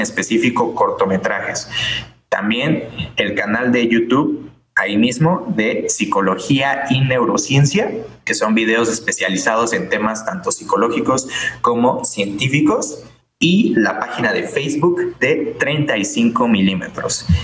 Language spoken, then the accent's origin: Spanish; Mexico; somos mexicanos